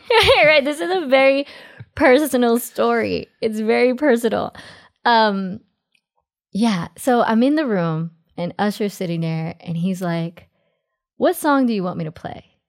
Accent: New York City, New York, United States; also born or lived in Los Angeles; I was born in Jackson Heights, Queens, New York

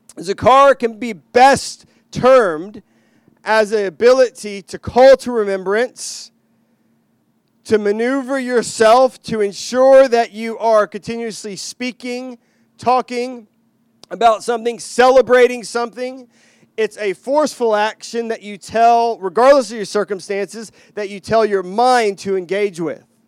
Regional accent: Texas, United States; moved away; I grew up in Texas

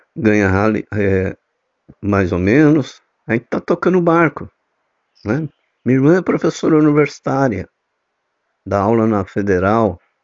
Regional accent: São Paulo, Brazil; now in Recife, Brazil; que eu sou paulista, né, mas eu moro e resido aqui em Recife

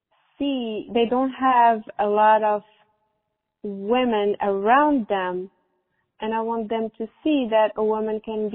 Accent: Morocco; moved away as an adult; now in United States; I grew up in Morocco

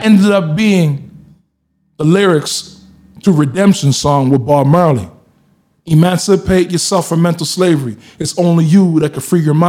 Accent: Halifax, Nova Scotia, Canada; born or raised there; also born or lived in Toronto

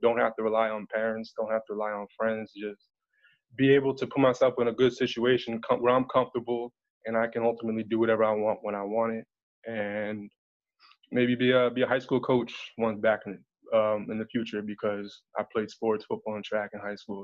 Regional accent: New Jersey, United States; moved away as an adult; also born or lived in Pennsylvania; now in Washington DC area, United States; I'm in the DMV by way of New Jersey. Been up there 20 plus years.

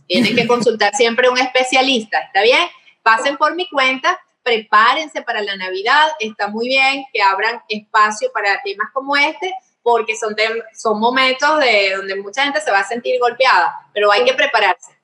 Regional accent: Venezuela; los venezolanos

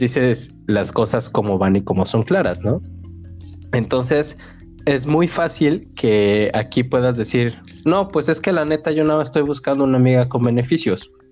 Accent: Mexico; moved away; como mexicanos, e incluso me voy a atrever a decir esto como latinos

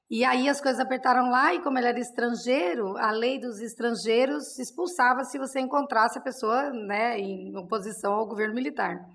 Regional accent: Penápolis, São Paulo, Brazil; born there; eu nasci em Penápolis com quatro irmãs, né?

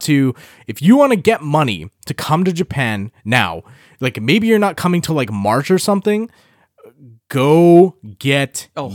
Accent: India; I'm Indian. I speak English.

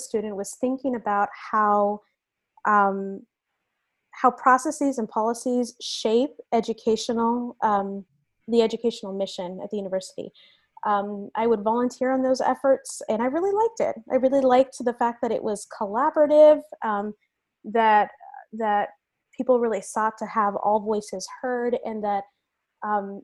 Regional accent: Venezuela; also born or lived in United States; now in San Francisco, United States; I told you guys that I immigrated to the United States from Venezuela. I have moved around the United States a number of times.

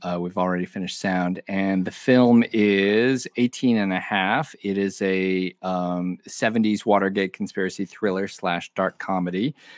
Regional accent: Omaha, Nebraska, United States; also born or lived in Madison, Wisconsin; I was born in Madison, Wisconsin, but I basically grew up in Omaha, Nebraska.

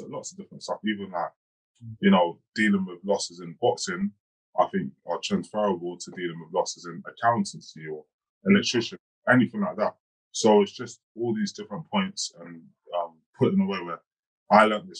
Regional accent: London, United Kingdom; I grew up in Hackney in East London, you know, in a council flat

